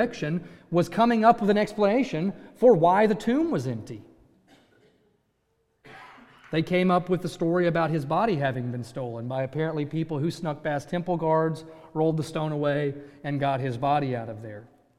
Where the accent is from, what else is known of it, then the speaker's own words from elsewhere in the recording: Virginia, United States; moved away; I grew up in Virginia